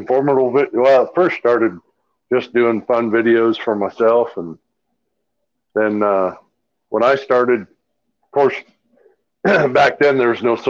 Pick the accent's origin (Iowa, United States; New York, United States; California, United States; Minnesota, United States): Iowa, United States; Des Moines; I'm from Des Moines, Iowa. Well, originally from Des Moines, Iowa. I live south Des Moines now.